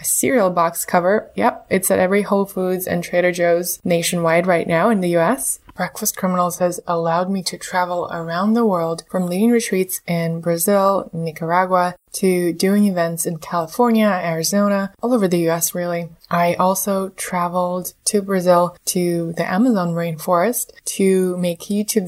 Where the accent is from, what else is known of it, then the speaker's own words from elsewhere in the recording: Moscow, Russia; also born or lived in Canberra, Australia; I was born in Moscow, and when I was 2 months old, my parents moved to Canberra, Australia. My dad, he used to be a diplomat. We spent the first 5 years of my life there, and then came back to Russia.